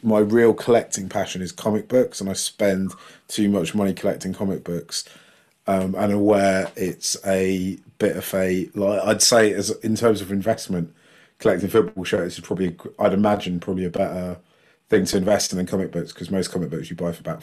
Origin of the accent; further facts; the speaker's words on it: Ealing, London, United Kingdom; I grew up in Ealing